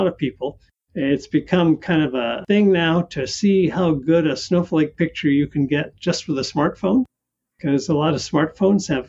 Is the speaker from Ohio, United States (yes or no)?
no; North Dakota, United States; also born or lived in Southern California; now in California, United States; I grew up in North Dakota. It's always windy in North Dakota